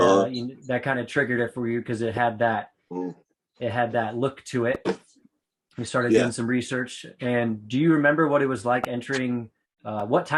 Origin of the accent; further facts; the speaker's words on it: Austin, Texas, United States; moved away; also born or lived in Sedona, Arizona; I was born in Texas, Austin, Texas